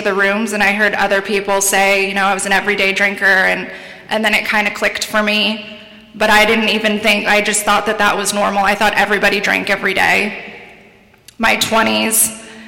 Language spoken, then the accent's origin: English; San Diego, California, United States; I'm from San Diego, born and raised there